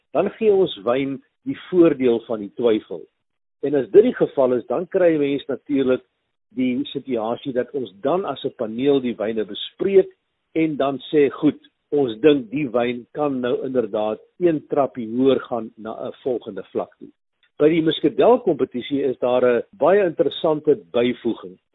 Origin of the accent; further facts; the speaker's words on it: North-Eastern Cape, South Africa; moved away; by plaas waar ek nou groot geword het daar in die Indiese wêreld in die Noord-Oos-Kaap